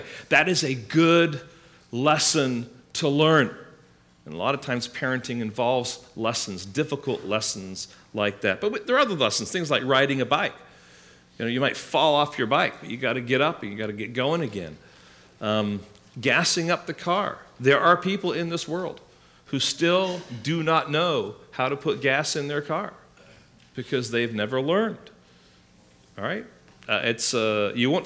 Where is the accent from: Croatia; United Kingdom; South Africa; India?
United Kingdom; England; now in United States; when I was growing up in England